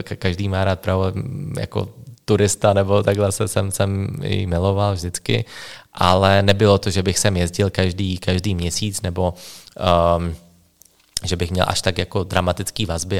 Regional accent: Slovakia; first language Slovak; Czech is a second language; moved away as an adult; also born or lived in Bratislava; now in Czech Republic; jsem eh, ze Slovenska

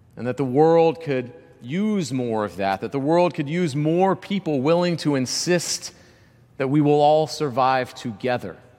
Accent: Georgia, United States; growing up in Georgia

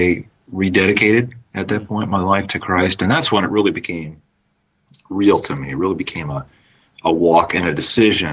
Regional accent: Minnesota, United States; I'm a Minnesota boy, grew up in Minnesota. I still live there today

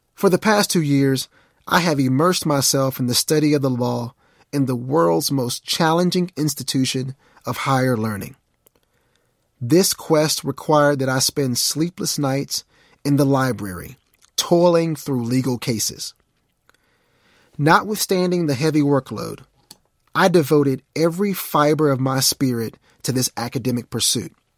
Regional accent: Mount Pleasant, Texas, United States; I was from Mount Pleasant, an unknown town, at least to them, with a population of only twelve thousand two hundred ninety-one people.

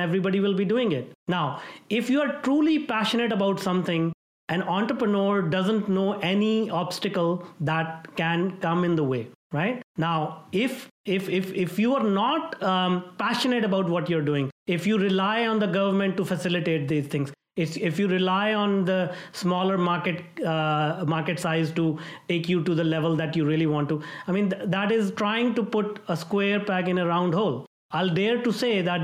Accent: India; moved away as an adult; now in Vancouver, Canada; I'm from India

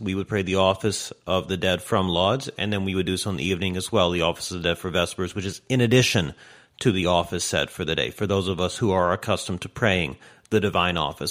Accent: United States; I'm speaking from America

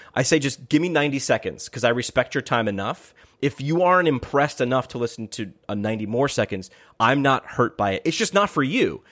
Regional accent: Poughkeepsie, New York, United States; moved away; my hometown in up, upstate New York in Poughkeepsie

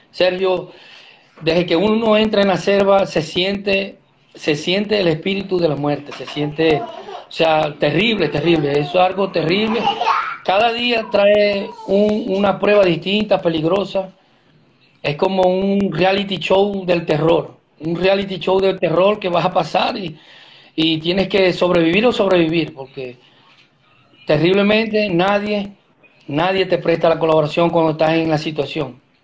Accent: Venezuela; moved away as an adult; volver atrás a Venezuela no, no, no es la opción porque salimos de Venezuela

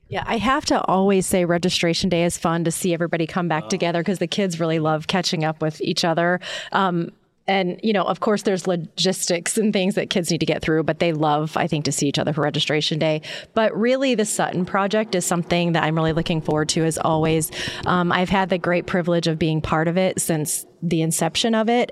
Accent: Midwest, United States; moved away; we are originally from the Midwest

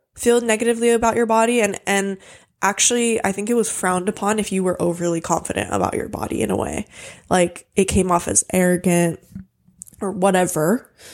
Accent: Hawaii, United States; I grew up in Hawaii, so I grew up in a bathing suit.

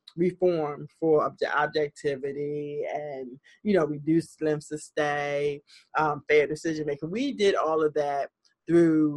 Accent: Baltimore, Maryland, United States; This Baltimore is my hometown. Born and raised.

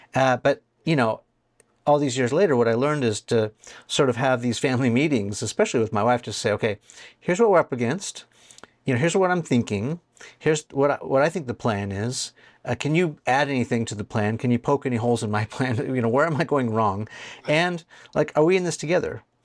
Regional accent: California, United States; I'm from California

